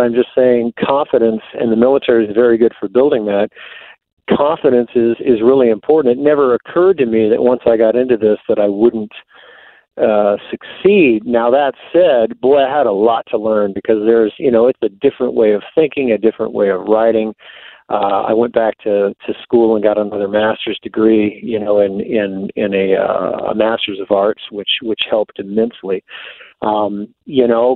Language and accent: English; East Coast, United States; born or raised there; moved away as an adult; also born or lived in Texas